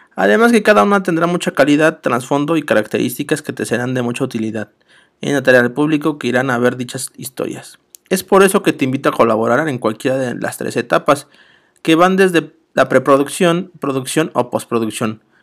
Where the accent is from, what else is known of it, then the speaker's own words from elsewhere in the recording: Mexico City, Mexico; Soy de la Ciudad de México